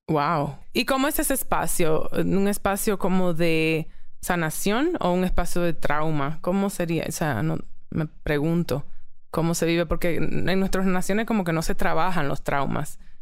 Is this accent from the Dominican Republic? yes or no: yes; Dominican Republic; moved away; also born or lived in New York, United States / Mexico; como mujeres dominicanas